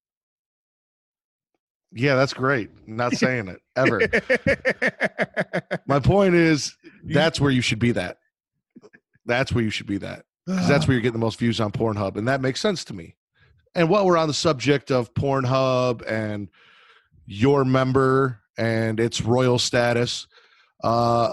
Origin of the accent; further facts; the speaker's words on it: Chicago, Illinois, United States; I'm from Chicago